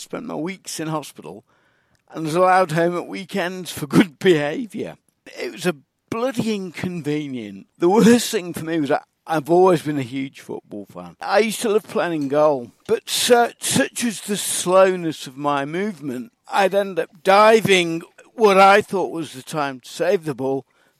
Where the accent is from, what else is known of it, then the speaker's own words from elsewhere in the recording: Manchester, North West England, United Kingdom; accent: Mancunian; used to speak with a strong Mancunian accent that I picked up in primary school.